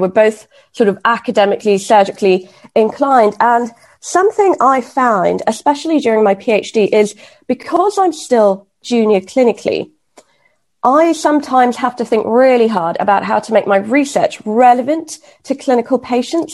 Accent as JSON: {"language": "English", "country": "Kenya", "tie": "born or raised there", "moved": "yes", "said": "So, actually, I grew up in Kenya."}